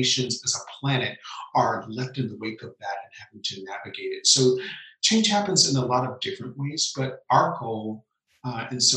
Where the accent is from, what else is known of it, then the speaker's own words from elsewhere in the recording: Memphis, Tennessee, United States; I was born in Memphis, Tennessee